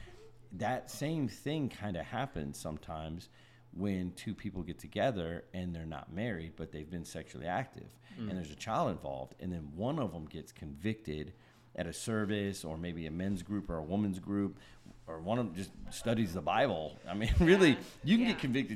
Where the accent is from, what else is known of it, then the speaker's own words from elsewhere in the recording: the North, United States; moved away; we're both from the North